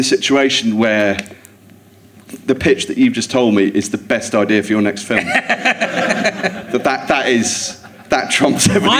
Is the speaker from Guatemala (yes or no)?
no; Jersey; moved away; I grew up in Jersey.